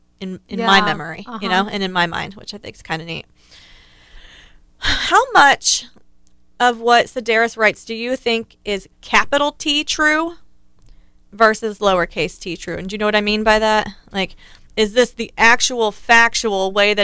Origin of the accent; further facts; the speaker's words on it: Ohio, United States; the house I grew up in Ohio